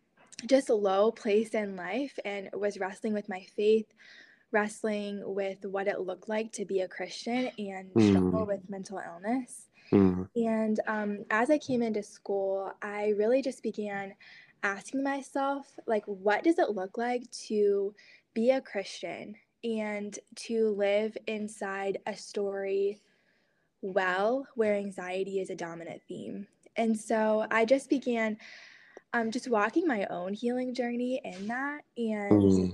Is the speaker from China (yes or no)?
no; Hiroshima, Japan; moved away as an adult; Yeah, so I grew up as a missionary kid in East Asia, so specifically Hiroshima, Japan. So I was there from 9 to 18.